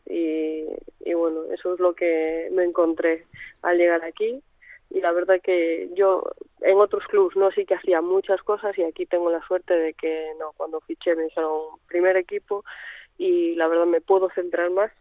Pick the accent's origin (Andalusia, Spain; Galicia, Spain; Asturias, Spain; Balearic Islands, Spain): Galicia, Spain; Santiago de Compostela; crecí en Santiago